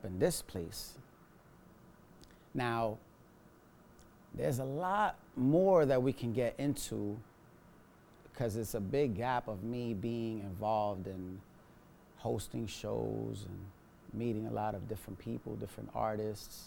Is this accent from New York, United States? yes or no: yes; New York City, New York, United States; I was born and raised in the Lower East Side, so I'm a New Yorican